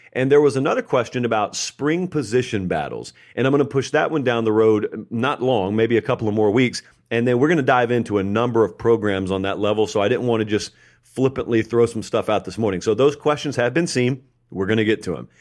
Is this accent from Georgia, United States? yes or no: yes; Georgia, United States; now in Nashville, United States; I grew up in Georgia